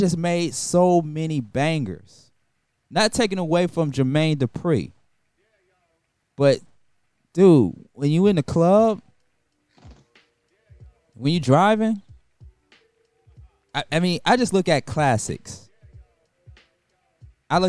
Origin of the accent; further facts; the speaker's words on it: Atlanta, Georgia, United States; I'm from Atlanta. Grew up on a lot of So-So Def records